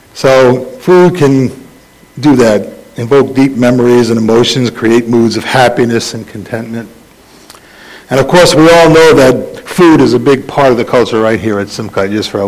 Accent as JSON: {"language": "English", "town": "New York City", "region": "New York", "country": "United States", "tie": "born or raised there", "said": "I grew up in the Bronx"}